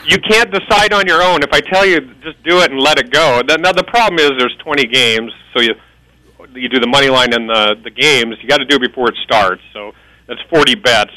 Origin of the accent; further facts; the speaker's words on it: Nebraska, United States; now in Las Vegas, United States; I'm from Nebraska